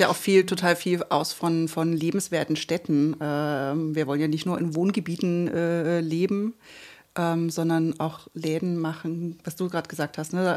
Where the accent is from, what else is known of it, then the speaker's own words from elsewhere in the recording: Görlitz, Saxony, Germany; moved away as an adult; now in Leipzig, Germany; in meiner Heimatstadt Görlitz